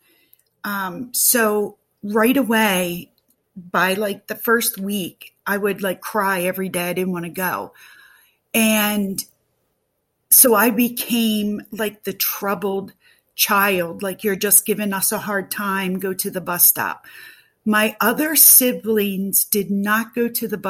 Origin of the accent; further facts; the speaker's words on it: Pennsylvania, United States; I am from Pennsylvania